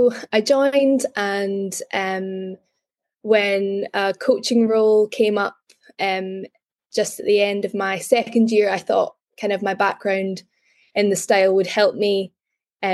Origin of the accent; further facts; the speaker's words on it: Glasgow, Scotland, United Kingdom; moved away as an adult; now in Edinburgh, United Kingdom; I am from Glasgow, but I'm currently in Edinburgh.